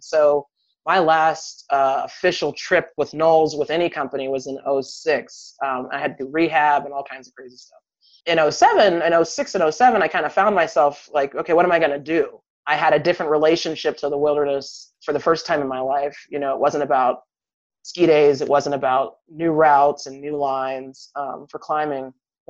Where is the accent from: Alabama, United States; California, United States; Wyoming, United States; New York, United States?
Wyoming, United States; And I said … I'm from Wyoming.